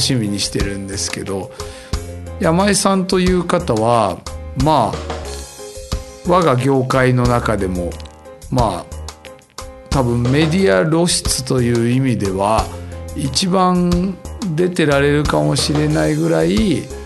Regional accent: Nakano-sakaue, Tokyo, Japan; うちの実家のあるところ

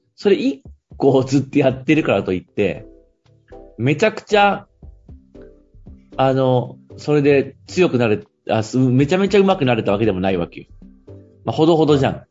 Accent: Fukui, Japan; moved away; 地元の福井に帰って街づくりっていう分野の仕事をするとき

